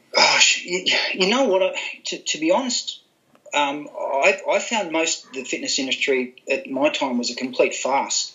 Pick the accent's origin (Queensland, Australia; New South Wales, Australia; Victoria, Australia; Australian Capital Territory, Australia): Queensland, Australia; Gold Coast; I was brought up on the Gold Coast in Queensland